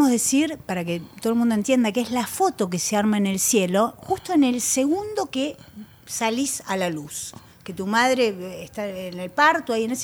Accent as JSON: {"language": "Spanish", "region": "Buenos Aires", "country": "Argentina", "tie": "born there", "lives_now": "Pilar, Argentina", "said": "Yo nací en, Buenos Aires."}